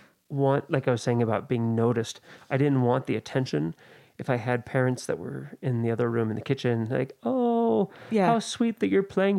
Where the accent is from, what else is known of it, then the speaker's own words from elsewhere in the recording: Oakland, California, United States; Yeah, I grew up in the East Bay, in the Oakland area.